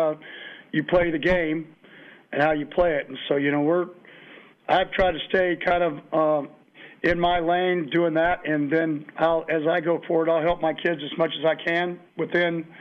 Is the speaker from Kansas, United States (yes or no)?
yes; Kansas, United States; I grew up in Kansas